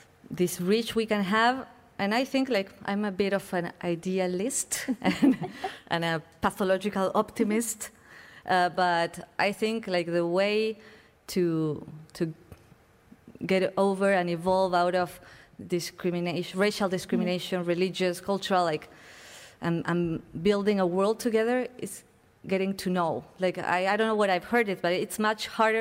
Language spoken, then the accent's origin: English; Buenos Aires, Argentina; moved away as an adult